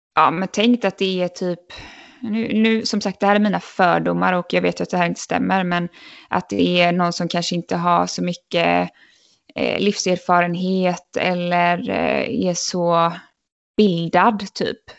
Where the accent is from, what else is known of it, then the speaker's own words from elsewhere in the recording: Sweden; moved away as an adult; min lillebror var väldigt sjuk hemma i Sverige